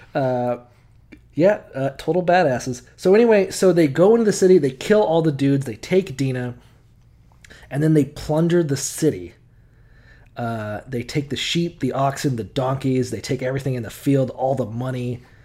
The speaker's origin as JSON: {"language": "English", "region": "the South", "country": "United States", "tie": "born or raised there", "moved": "yes", "said": "growing up in the South, as I did, at least for some of the time"}